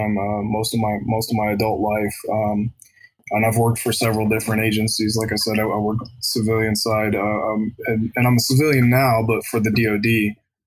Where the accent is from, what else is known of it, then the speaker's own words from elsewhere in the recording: Columbus, Ohio, United States; now in Sierra Vista, United States; I'm from Columbus, Ohio.